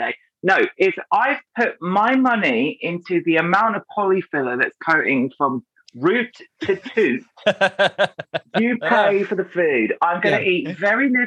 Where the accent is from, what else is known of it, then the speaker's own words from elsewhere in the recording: Brighton, South East England, United Kingdom; I grew up in Brighton